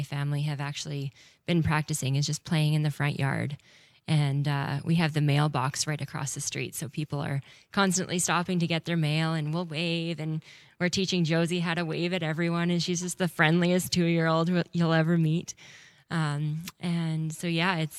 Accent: Winnipeg, Manitoba, Canada; I grew up in Winnipeg

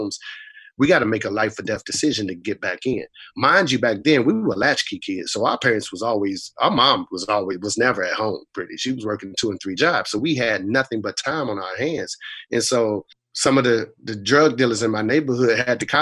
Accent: Raleigh, North Carolina, United States; also born or lived in Boston, Massachusetts; I was raised in Southeast Raleigh, as you mentioned, but I was actually born in Boston, Mass

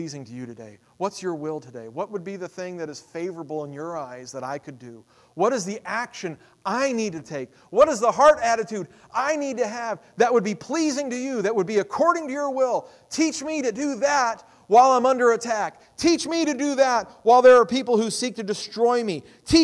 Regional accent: United States; I'm an American.

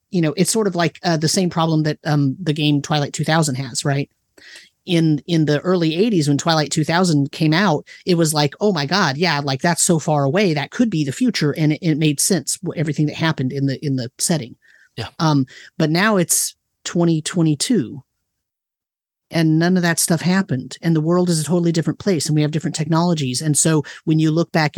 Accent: Livermore, California, United States; I grew up in Livermore, California

